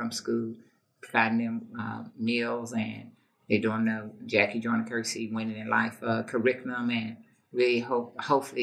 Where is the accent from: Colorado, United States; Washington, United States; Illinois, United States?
Illinois, United States; East St. Louis; I'm from East St. Louis. I grew up in East St. Louis